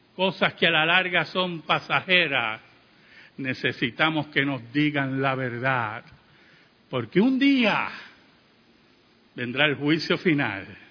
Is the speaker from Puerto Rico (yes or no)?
yes; Puerto Rico; como decimos en Puerto Rico